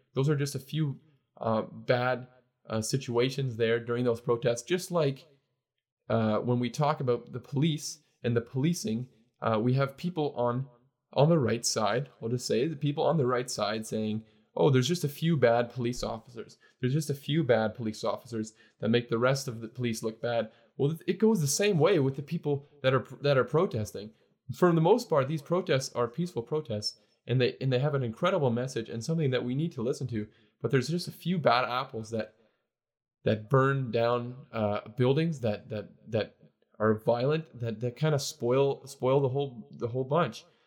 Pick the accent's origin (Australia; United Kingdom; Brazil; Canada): Canada; I'm Canadian, obviously. I'm not American, but I love, um, the fact that I get to grow up in, in a, get, I've gotten to grow up, rather, in, and I'm now living in a, a, a great country